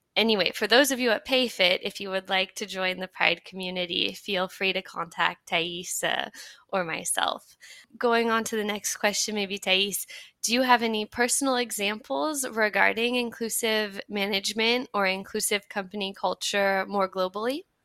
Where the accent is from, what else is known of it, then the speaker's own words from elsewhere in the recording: United States; now in France; I'm American, but I'm also French now. I've been living in France for a while